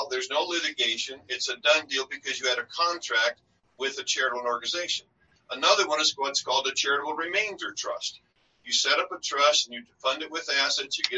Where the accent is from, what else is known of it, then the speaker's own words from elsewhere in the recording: North Dakota, United States; moved away; I'm originally from North Dakota